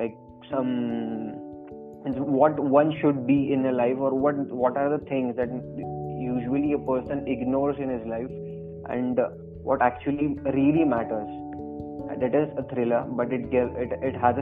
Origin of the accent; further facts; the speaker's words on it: Nagaur, Rajasthan, India; I'm from Rajasthan only. I'm from Nagaur.